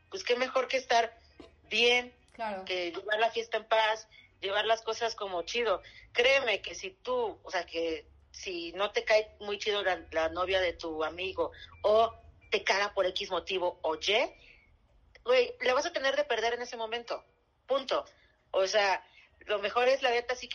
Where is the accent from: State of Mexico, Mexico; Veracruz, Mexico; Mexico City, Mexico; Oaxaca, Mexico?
Veracruz, Mexico; also born or lived in Chihuahua; yo soy de provincia, soy de Veracruz y mitad Chihuahua.